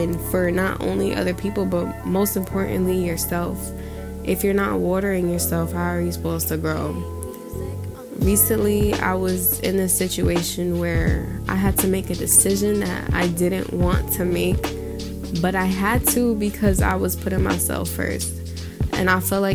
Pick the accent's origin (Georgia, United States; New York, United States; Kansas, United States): New York, United States; I grew up in New York